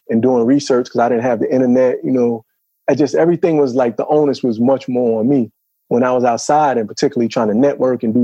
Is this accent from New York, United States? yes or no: yes; New York City, New York, United States; moved away as an adult; now in Atlanta, United States; I'm from Brooklyn